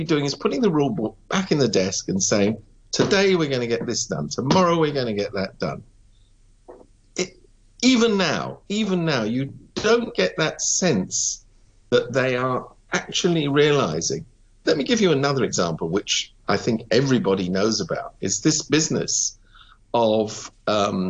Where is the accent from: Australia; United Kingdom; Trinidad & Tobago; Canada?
United Kingdom; now in Hong Kong; I come from Britain.